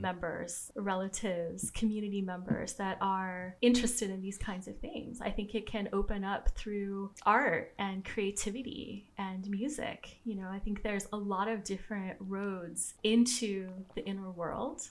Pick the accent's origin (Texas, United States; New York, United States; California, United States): California, United States; Southern; I grew up in Southern California